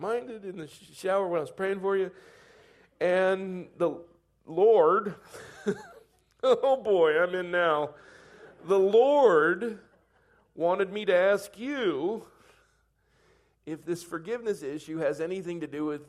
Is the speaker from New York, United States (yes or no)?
no; Coronado, California, United States; moved away; a young school friend that I'd had growing up in Coronado